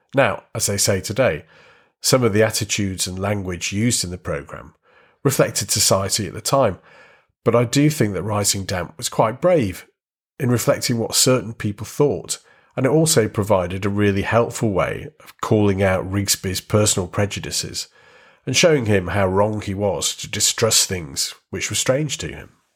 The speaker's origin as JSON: {"language": "English", "country": "United Kingdom", "said": "our country"}